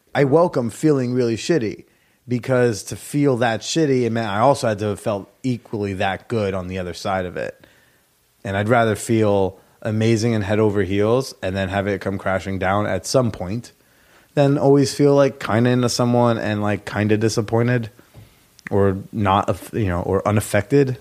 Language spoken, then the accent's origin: English; New Jersey, United States; moved away as an adult; now in New York, United States; my hometown house in New Jersey